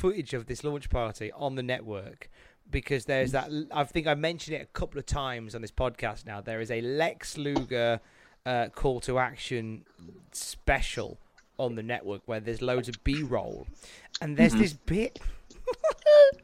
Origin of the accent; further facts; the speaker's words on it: West Midlands, United Kingdom; I'm from the West Midlands